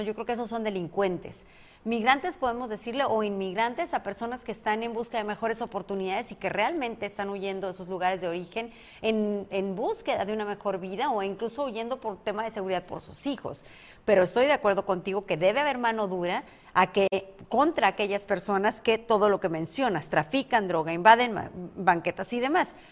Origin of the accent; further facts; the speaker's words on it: Mexicali, Baja California, Mexico; now in Tijuana, Mexico; yo soy de Baja California, pero nací en Mexicali